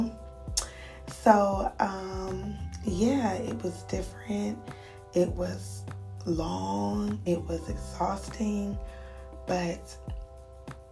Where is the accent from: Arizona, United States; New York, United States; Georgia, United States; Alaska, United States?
Georgia, United States; moved away as an adult; I'm from Georgia